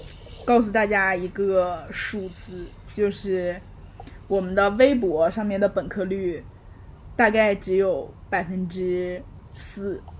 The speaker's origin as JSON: {"language": "Chinese", "region": "Xinjiang", "country": "China", "said": "可能我们有新疆人，我们就是新疆人也那个什么高鼻深目，就是跟欧洲人长得也有点像，所以我们对于他们的接受度更高。"}